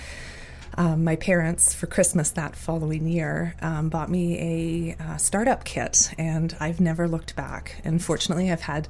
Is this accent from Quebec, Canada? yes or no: no; Muskoka, Ontario, Canada; I was born and raised in Muskoka, and I'm fortunate and blessed to be able to call it home